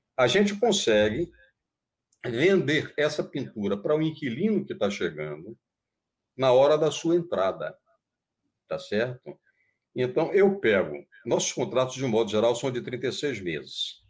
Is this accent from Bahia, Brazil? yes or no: yes; Bahia, Brazil; digo que sou baiano naturalizado paulista